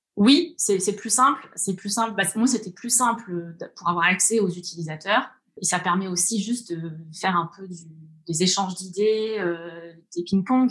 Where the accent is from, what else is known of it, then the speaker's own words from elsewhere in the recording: Orléans, Centre-Val de Loire, France; moved away as an adult; moi, je suis d'Orléans. Euh, j'ai grandi à la campagne, en bord de Loire. Euh, j'y suis restée jusqu'à mes, 20 ans.